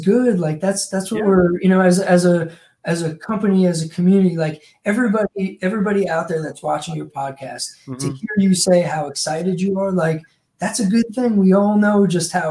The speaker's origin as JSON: {"language": "English", "area": "Long Island", "region": "New York", "country": "United States", "tie": "born or raised there", "moved": "yes"}